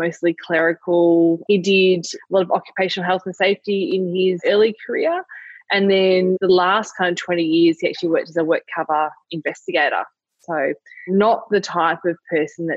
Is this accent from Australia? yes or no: yes; Lilydale, Victoria, Australia; also born or lived in Warburton; I was born in Lilydale, which is outer eastern suburbs of Melbourne, yeah, about 40 k's out of the CBD. Pretty standard childhood.